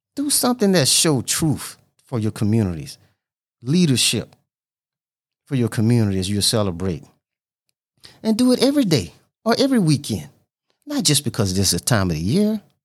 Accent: Louisiana, United States; I was born in Louisiana

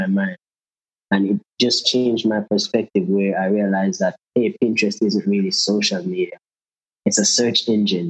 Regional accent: Jamaica; I'm from Jamaica

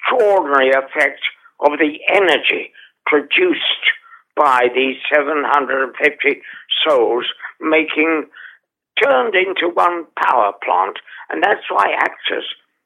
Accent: London, United Kingdom; also born or lived in Holborn, London; I was brought up in the East End of London in a large Georgian house that was slowly being allowed to fall apart.

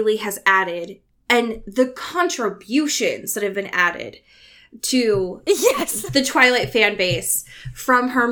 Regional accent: Oregon, United States; I grew up in Oregon

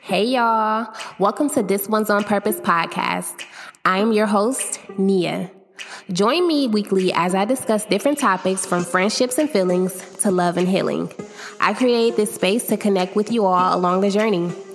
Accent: Akron, Ohio, United States; I'm from Akron, Ohio

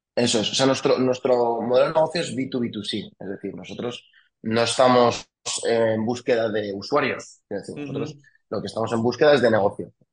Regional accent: Villanueva de la Cañada, Community of Madrid, Spain; also born or lived in France; yo soy de Viana la Cañada, soy de ese pueblo, El pueblo de la Acuápolis, como lo llama todo el mundo.

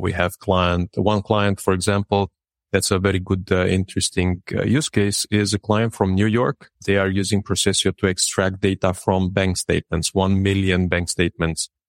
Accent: Râmnicu Vâlcea, Vâlcea County, Romania; now in Bucharest, Romania; I grew up in Dominiku Vâlcea, which is a city near the mountainside

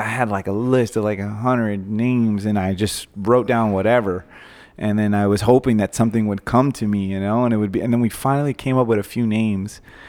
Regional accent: Long Island, New York, United States; Yeah, we were raised in Long Island, New York too, so like the Italian connection

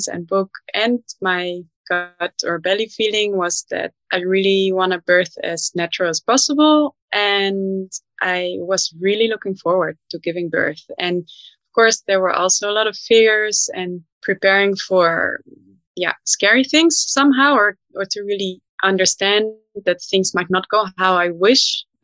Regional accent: Netherlands; moved away as an adult; now in Berlin, Germany; I'm from the Netherlands and we have a strong home birth culture

